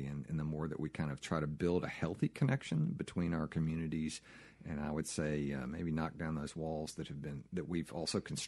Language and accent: English; Jackson, Mississippi, United States; also born or lived in Virginia / California / Washington, D.C.; I grew up in Mississippi, grew up in Jackson